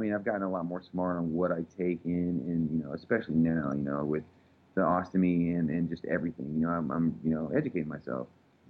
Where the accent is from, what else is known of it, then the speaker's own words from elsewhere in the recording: Texas, United States; I'm just from Texas